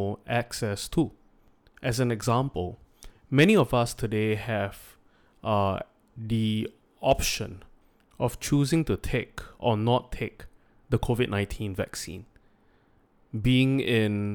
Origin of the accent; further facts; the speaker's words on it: Singapore; we are born in first world Singapore